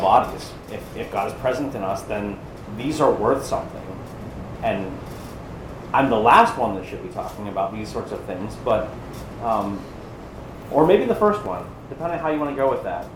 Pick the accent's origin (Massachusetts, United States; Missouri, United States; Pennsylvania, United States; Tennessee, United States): Pennsylvania, United States; moved away as an adult; now in Charleston, United States; if I'm not from Pennsylvania and I didn't move here, you know, 10 years ago